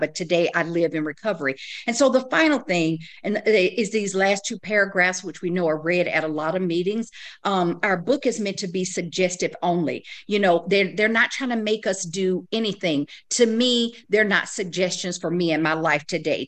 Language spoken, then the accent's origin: English; the South, United States; I was raised in the South